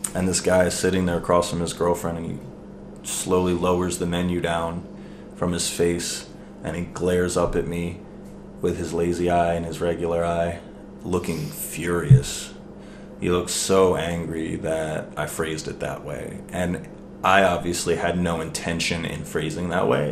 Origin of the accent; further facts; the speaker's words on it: Maryland, United States; I was born in Maryland